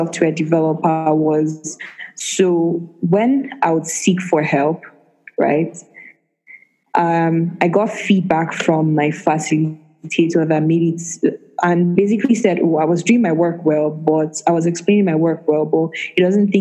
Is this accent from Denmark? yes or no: no; Nigeria; as a Nigerian woman in tech